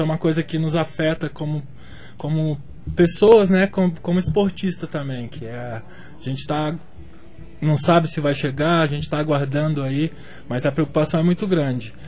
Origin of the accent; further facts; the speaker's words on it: Brasília, Federal District, Brazil; now in João Pessoa, Brazil; eu sou de Brasília